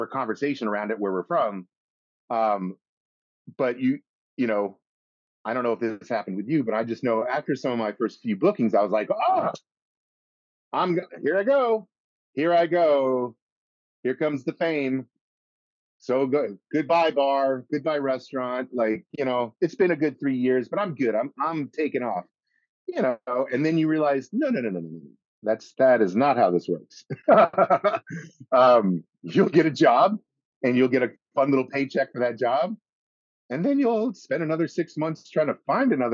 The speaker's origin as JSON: {"language": "English", "town": "Colorado Springs", "region": "Colorado", "country": "United States", "tie": "born or raised there", "also_born_or_lived": "Boston", "moved": "as an adult", "lives_now": "New York, United States", "said": "I'm from Colorado. we grew up in the greatest state in the world"}